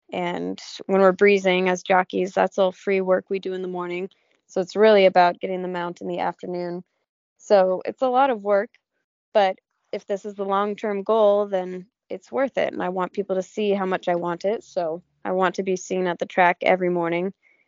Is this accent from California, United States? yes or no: yes; California, United States; So since I came from California, where I don't get a lot of seasons, I appreciate having all the seasons here, and it really makes you excited for spring.